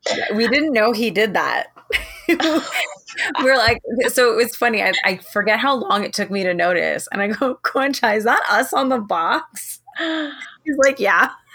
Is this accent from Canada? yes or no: yes; Toronto, Ontario, Canada; I'm from Toronto